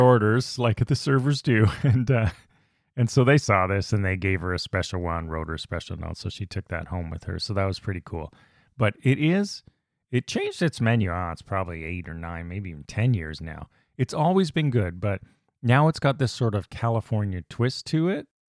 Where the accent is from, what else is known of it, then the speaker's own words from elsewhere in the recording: Canada; As a Canadian